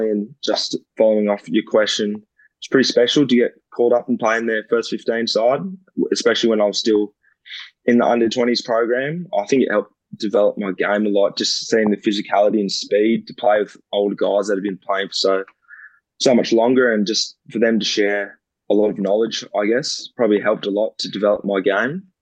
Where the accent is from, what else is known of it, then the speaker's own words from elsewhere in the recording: Canada; I was like, oh, that'd be pretty cool if it'd be them because I'm Canadian, and that'd be mm. pretty special to go over there and play.